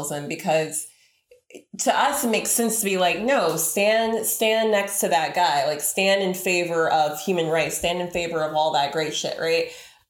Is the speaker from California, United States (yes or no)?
yes; California, United States; I'm from California.